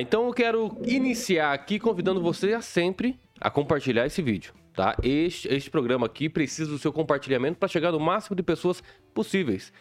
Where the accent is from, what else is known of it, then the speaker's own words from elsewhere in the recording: Mato Grosso do Sul, Brazil; moved away; also born or lived in southwest Paraná; eu não era do, do sudoeste, né? Eu hum. sou de Mato Grosso do Sul